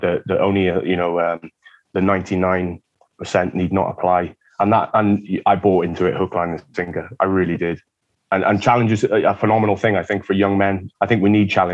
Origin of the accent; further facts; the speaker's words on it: Wales, United Kingdom; So I hail from the Misty Mountains of Wales, very mysterious, dark place.